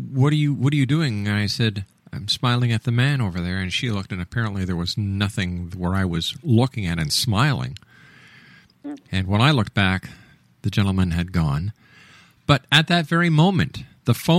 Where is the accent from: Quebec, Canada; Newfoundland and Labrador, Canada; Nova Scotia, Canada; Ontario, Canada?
Quebec, Canada; Montreal; When I was a young boy growing up in Montreal